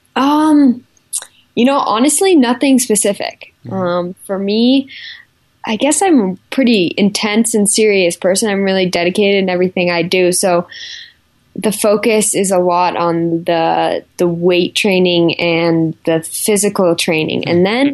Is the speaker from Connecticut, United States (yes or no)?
no; Park City, Utah, United States; also born or lived in Salt Lake City, Utah; I was born and raised in Park City. I was born in Salt Lake, but lived in Park City my whole life.